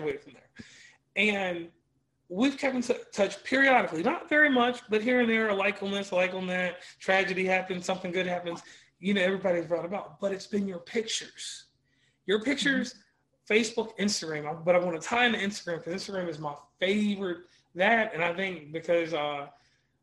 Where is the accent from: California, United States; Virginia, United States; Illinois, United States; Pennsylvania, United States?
Virginia, United States; Rustburg; we come from Rustburg. Mm-hmm. Rustburg is very diverse. Cause I come from the Calendar Mountain side of things, which I didn't know growing up